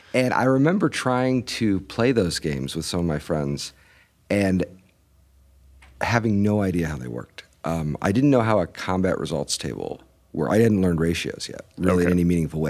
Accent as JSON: {"language": "English", "town": "Fort Wayne", "region": "Indiana", "country": "United States", "tie": "born or raised there", "said": "I grew up mostly in Fort Wayne, Indiana"}